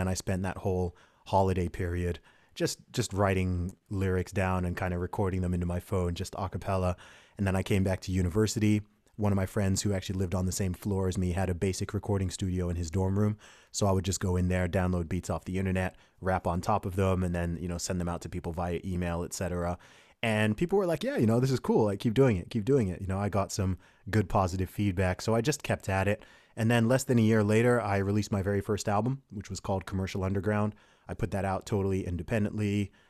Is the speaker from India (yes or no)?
no; United Kingdom; also born or lived in Saudi Arabia; So my family background is originally from Nigeria. I'm British by nationality. I was born in the UK. I live in the UK now. I went to boarding school and university in the UK.